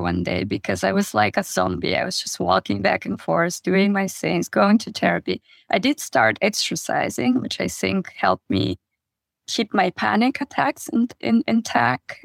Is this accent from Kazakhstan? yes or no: yes; Kazakhstan; moved away; I grew up in Kazakhstan in a very, very small village.